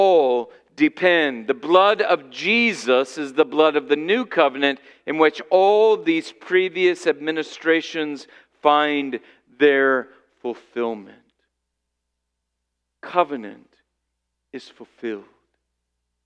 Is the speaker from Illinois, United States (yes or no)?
yes; Illinois, United States; I grew up in Illinois